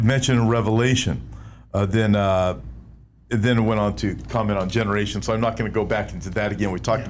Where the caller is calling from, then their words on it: Melbourne, Victoria, Australia; I am from Melbourne, Australia, and always tune in and listen to your amazing work in the ministry.